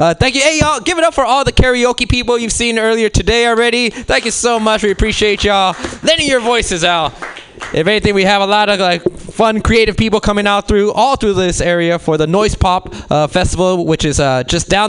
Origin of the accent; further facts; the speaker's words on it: Mexico City, Mexico; born there; I'm a New Age Mexican, which means I was born in Mexico City.